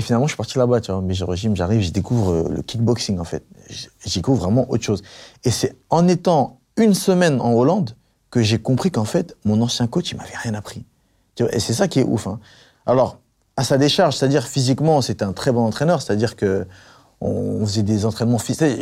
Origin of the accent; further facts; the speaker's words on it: Paris, Île-de-France, France; also born or lived in Avignon; J'ai grandi à Paris, dans une cité, j'ai grandi à, à, Avignon aussi